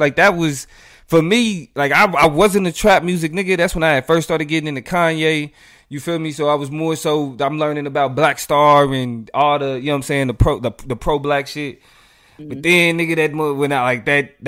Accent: Midwest, United States; we are from the Midwest

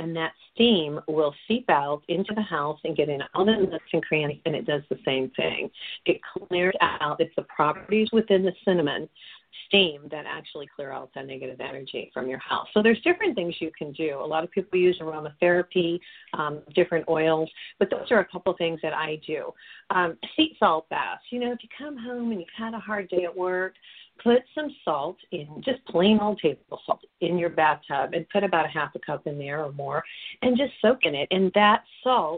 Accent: New Mexico, United States; I'm from New Mexico

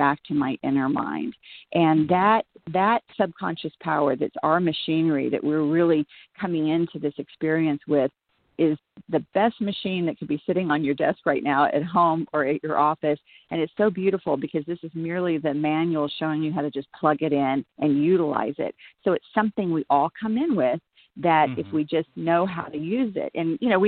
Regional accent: Texas, United States; moved away; also born or lived in Los Angeles / New York; raised in Texas, and you know, grassroots and just Bible Belt area

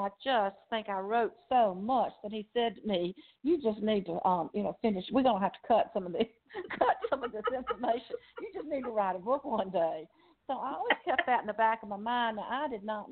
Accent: Rockdale County, Georgia, United States; accent: Southern Georgia; moved away as an adult; now in Newnan, United States; I grew up in Rockdale County over on the east side.

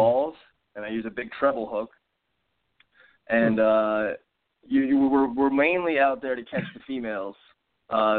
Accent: North Carolina, United States; I'm from North Carolina

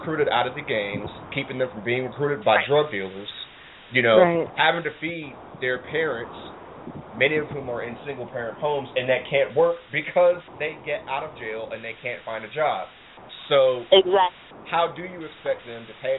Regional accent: United States; also born or lived in Ohio / Detroit, Michigan; I grew up mostly in Ohio and Detroit

